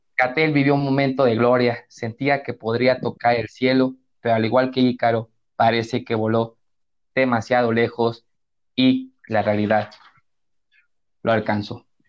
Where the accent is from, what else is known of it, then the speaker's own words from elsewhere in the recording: Mexico; somos como mexicanos